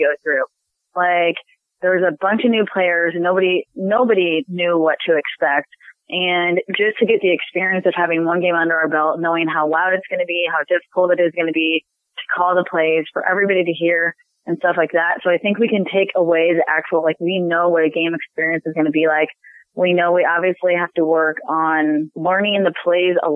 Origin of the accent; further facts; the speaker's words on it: Omaha, Nebraska, United States; moved away as an adult; also born or lived in Tampa; I now live back in Omaha because it's my hometown